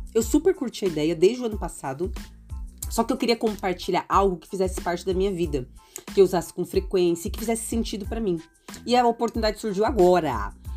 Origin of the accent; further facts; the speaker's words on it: São Paulo, Brazil; eu sou de São Paulo capital